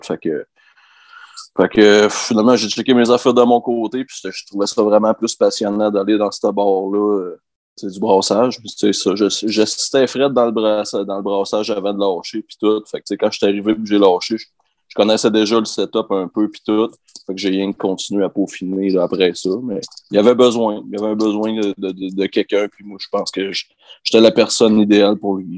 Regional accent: Albanel, Quebec, Canada; je viens d'Albanel, au Lac-Saint-Jean, j'avais euh, un oncle qui avait une ferme, on qu'on allait souvent euh, jouer là avec mes cousins

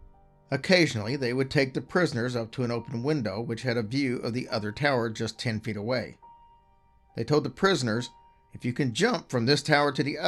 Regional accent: Louisville, Kentucky, United States; We grew up in Louisville, Kentucky, but we've gone traveling on girlfriend trips almost every year.

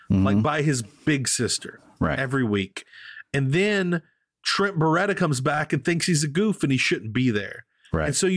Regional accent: Louisiana, United States; born or raised there

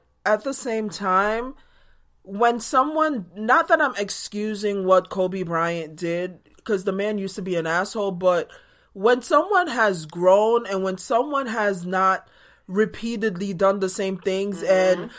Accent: Jamaica; born or raised there

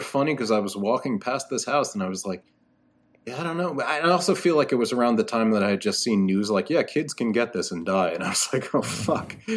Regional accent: New York City, New York, United States; moved away as an adult; now in Connecticut, United States; I grew up in Brooklyn.

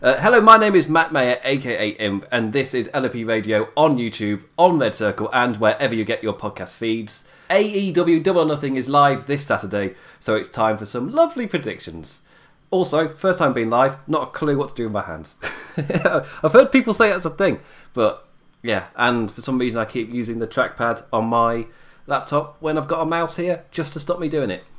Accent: United Kingdom; I'm British. I'm Irish British

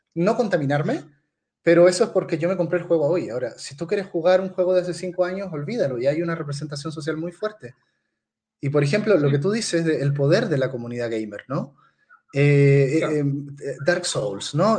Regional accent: Chile; yo, como chileno

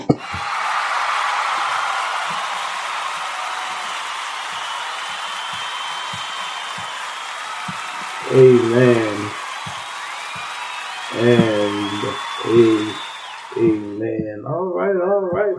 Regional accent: Texas, United States; moved away; I'm from Texas. That's my home state

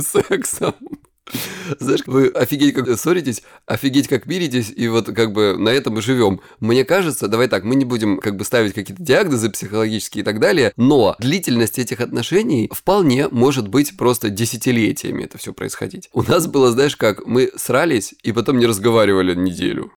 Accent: Krasnodar Krai, Russia; я с Кубани

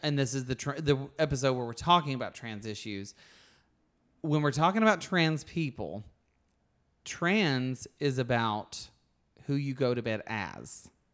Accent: Alabama, United States; moved away as an adult; now in California, United States; I grew up with a lot of things happening in Alabama

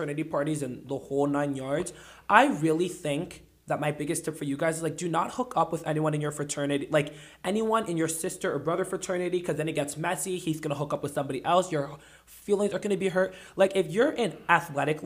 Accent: the South, United States; I grew up in the South

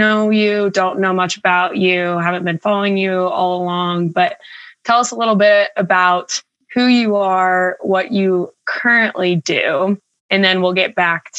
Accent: Atlanta, Georgia, United States; moved away as an adult; now in Denver, United States; And I live in Denver currently, recently moved from Atlanta, but born and raised in Atlanta.

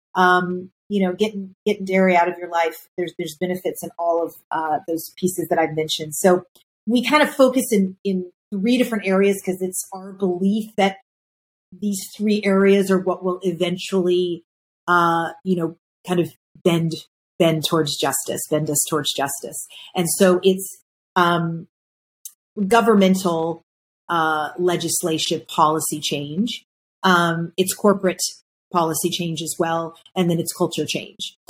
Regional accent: Kentucky, United States; I grew up in Kentucky

